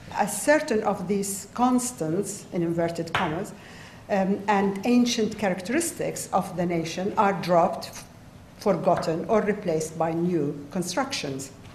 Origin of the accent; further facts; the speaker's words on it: Saudi Arabia; as a child growing up in Saudi Arabia in the 1960s and 1970s